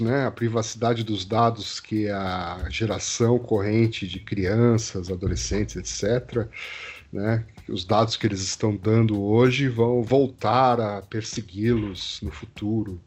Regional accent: Brazil; nós somos brasileiros

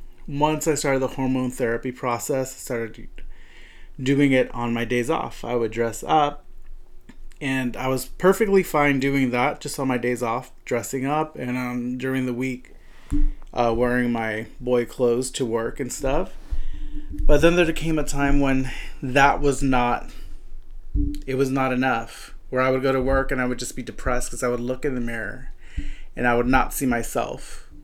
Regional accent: California, United States; So I came from the Central Valley, which is a very small area in comparison to Long Beach and LA.

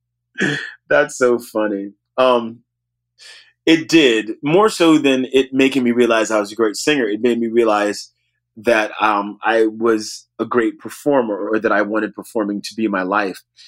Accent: New Orleans, Louisiana, United States; I grew up in New Orleans

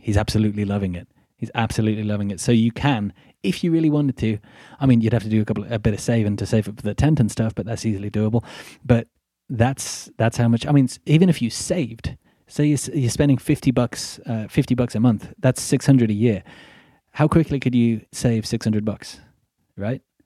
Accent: Midlands, United Kingdom; accent: Midlandsy; I come from Middle England, the Midlands, and I am very much working class.

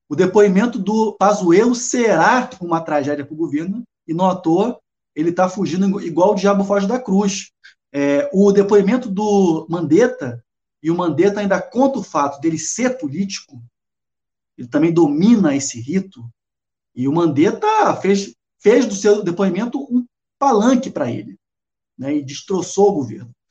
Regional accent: Rio de Janeiro, Brazil; moved away as an adult; now in Salvador, Brazil; Eu sou carioca, mas moro aqui com muito orgulho em Salvador

